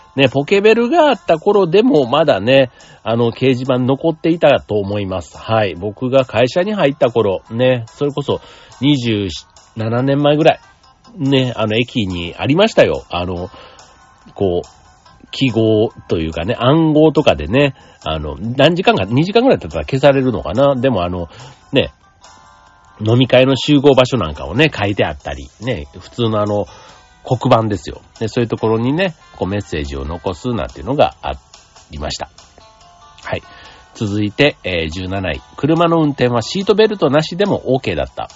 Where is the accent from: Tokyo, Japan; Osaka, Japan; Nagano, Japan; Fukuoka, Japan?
Osaka, Japan; 大阪の人間